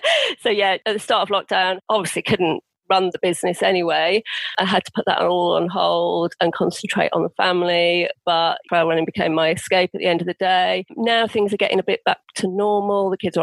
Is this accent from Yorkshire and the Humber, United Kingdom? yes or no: yes; Yorkshire and the Humber, United Kingdom; moved away; also born or lived in Derbyshire; I'm originally from Yorkshire, Derbyshire, and moved down here 20 years ago near the South Downs, Surrey Hills.